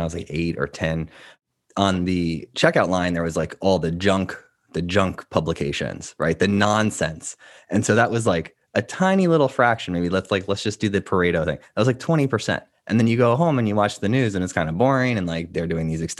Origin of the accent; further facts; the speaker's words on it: United States; we're all American